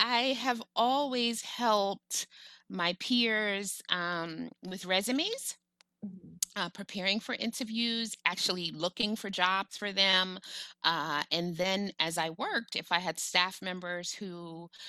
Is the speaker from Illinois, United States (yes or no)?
no; New York City, New York, United States; I'm a Black woman from New York City.